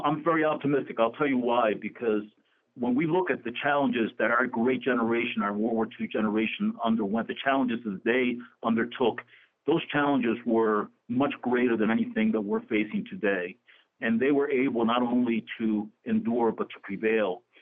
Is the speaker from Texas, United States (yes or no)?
no; Camden, New Jersey, United States; also born or lived in Puerto Rico; I was born in Puerto Rico, but I grew up in the city of Camden, New Jersey